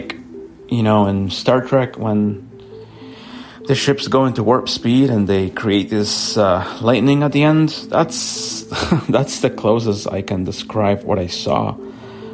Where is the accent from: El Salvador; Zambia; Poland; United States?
El Salvador; now in Vancouver, Canada; I was visiting El Salvador. That's where I'm from